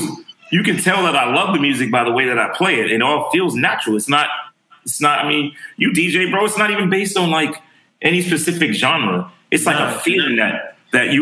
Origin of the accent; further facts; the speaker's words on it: New York City, New York, United States; also born or lived in Harlem; I lived my formative years in the Bronx when they started making music